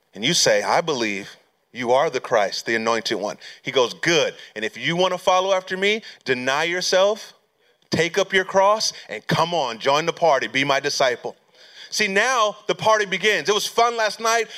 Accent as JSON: {"language": "English", "region": "California", "country": "United States", "tie": "born or raised there", "moved": "as an adult", "said": "I'm from California, born and raised, so I moved back to California"}